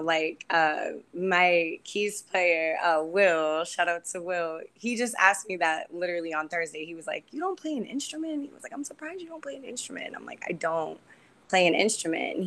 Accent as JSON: {"language": "English", "town": "Charleston", "region": "South Carolina", "country": "United States", "tie": "born or raised there", "moved": "yes", "lives_now": "Boston, United States", "said": "I was born in Charleston, South Carolina."}